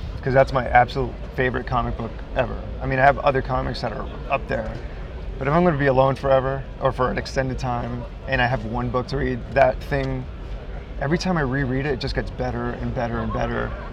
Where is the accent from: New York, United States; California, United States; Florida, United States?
New York, United States; New York City; I live I live in my studio pretty much um, in Brooklyn, New York. I'm from Brooklyn